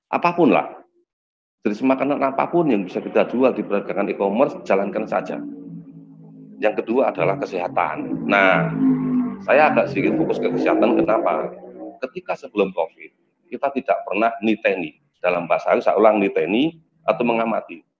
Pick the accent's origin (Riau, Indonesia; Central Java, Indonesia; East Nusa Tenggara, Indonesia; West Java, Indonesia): Central Java, Indonesia; Temanggung; born there; karena saya kebetulan eh, lahir di Temanggung, ada tiga N.